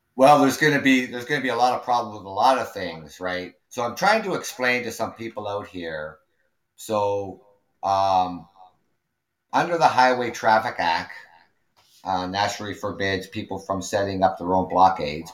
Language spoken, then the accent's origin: English; Canada; also born or lived in Ontario; I'm Canadian. I live out here in Ontario